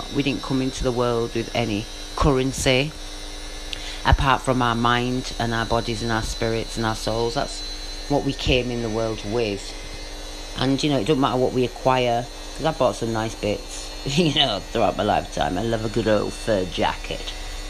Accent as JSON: {"language": "English", "region": "England", "country": "United Kingdom", "said": "I love being British and English. I love the country. You know, I'm English to the core."}